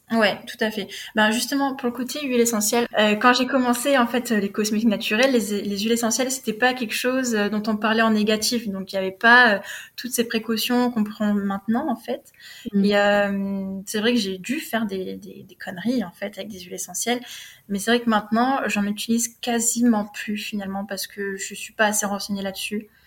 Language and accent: French; Bordeaux, Nouvelle-Aquitaine, France; moved away as an adult; also born or lived in Paris / New York / Austin, Texas; je suis originaire de Bordeaux. Donc, euh, j'ai vécu à Bordeaux jusqu'à mes 20 ans